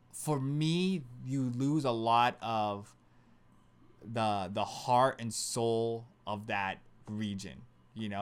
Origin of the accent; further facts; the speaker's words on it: West Covina, California, United States; we grew up in West Covina